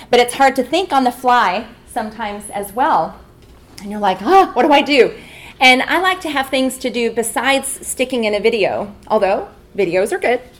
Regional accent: Albuquerque, New Mexico, United States; from Albuquerque, New Mexico.

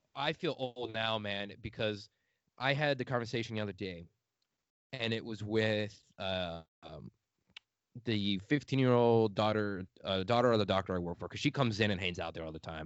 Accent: outside Chicago, Illinois, United States; accent: Midwestern; moved away as an adult; I'm from the outside of it a little bit

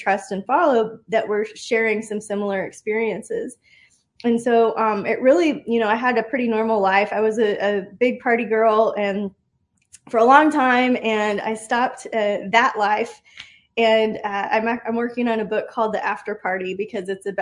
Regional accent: Austin, Texas, United States; growing up in Austin

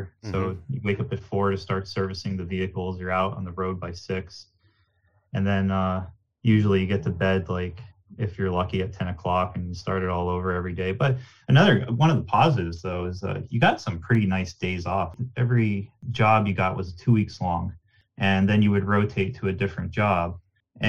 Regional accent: Nanticoke, Pennsylvania, United States; Growing up in Nanticoke, it was a very small town

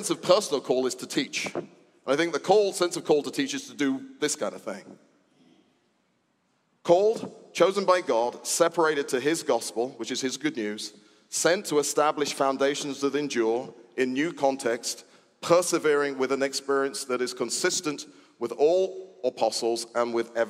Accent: United Kingdom; I was born in Britain.

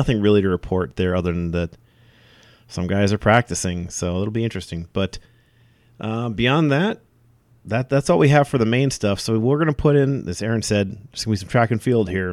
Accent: Stevens Point, Wisconsin, United States; I grew up in Point.

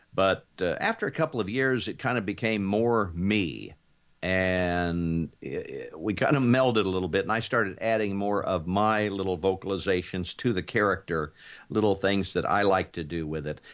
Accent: Kansas, United States; I grew up in Kansas

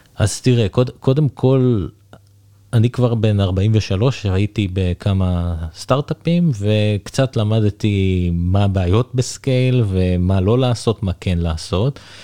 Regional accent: Israel; also born or lived in England; now in United Kingdom; אני גר באנגליה, אבל אני ישראלי

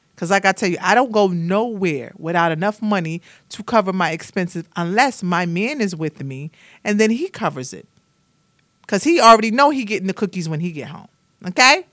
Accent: Brooklyn, New York, United States; now in Atlanta, United States; I am from Brooklyn, New York

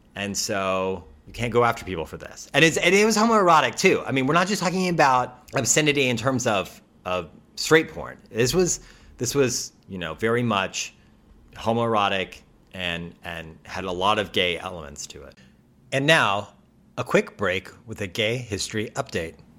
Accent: United States; as an American

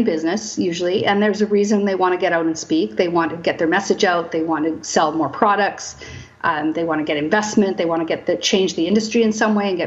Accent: Kamloops, British Columbia, Canada; also born or lived in Vancouver area; now in Coquitlam, Canada; I'm born and raised in Kamloops. Right now I live in Coquitlam. I moved to Vancouver area when I was about 18

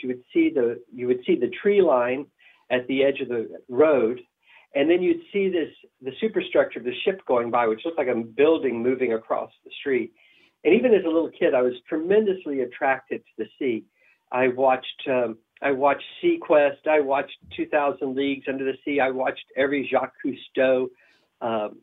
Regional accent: Port Arthur, Texas, United States; I grew up in Port Arthur, Texas

